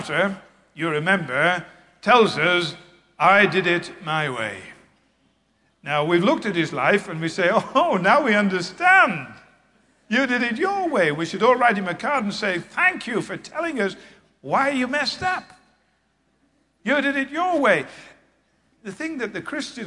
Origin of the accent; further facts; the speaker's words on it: England, United Kingdom; I was raised in England